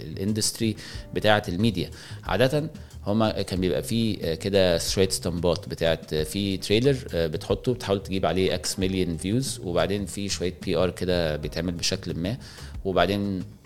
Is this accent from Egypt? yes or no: yes; Egypt; واحنا كمصريين